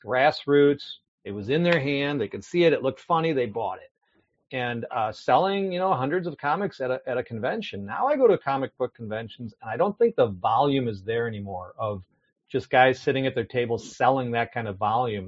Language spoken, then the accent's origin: English; Milwaukee, Wisconsin, United States; moved away as an adult; also born or lived in California / Menomonee Falls, Wisconsin; born and raised in Milwaukee, Wisconsin